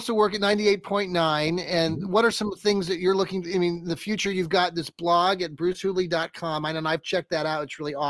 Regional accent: Wooster, Ohio, United States; moved away as an adult; also born or lived in Kansas; now in Columbus, United States; I never thought I would end up in Columbus when I grew up in Worcester up north

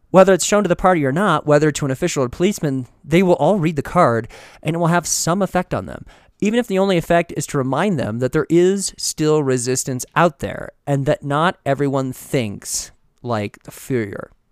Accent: Midwest, United States; growing up in the Midwest

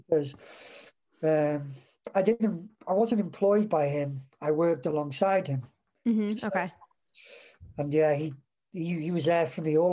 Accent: Welsh, Wales, United Kingdom; I'm Welsh as well

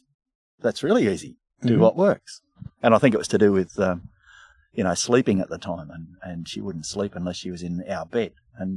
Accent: Southwest WA, Western Australia, Australia; I grew up in Southwest WA

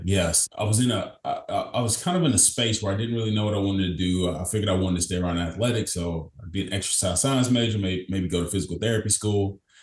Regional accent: Kentucky, United States; I'm born and raised in Kentucky from a small town in Kentucky, about 10,000 people

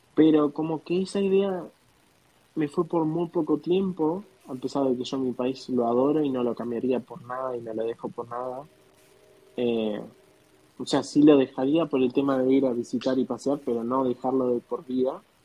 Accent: Argentina; moved away as an adult; now in United States

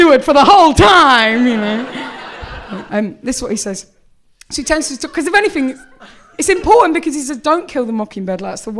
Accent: England, United Kingdom; I'm from England.

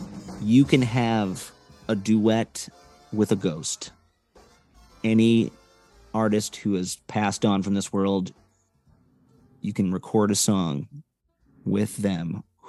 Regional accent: Evanston, Illinois, United States; my hometown of Evanston, Illinois, Chicago

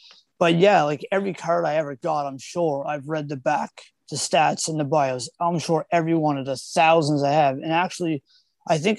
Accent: Nova Scotia, Canada; I'm from Nova Scotia.

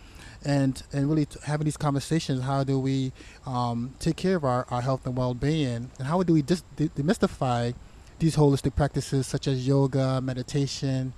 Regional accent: United States; being a black man growing up in America

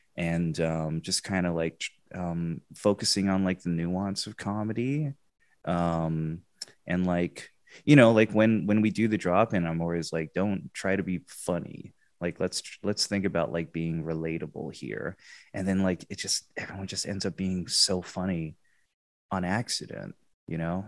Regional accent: England, United Kingdom; moved away; also born or lived in Texas; I, I grew up in England. I, I'm, I'm British, half British, half Filipino

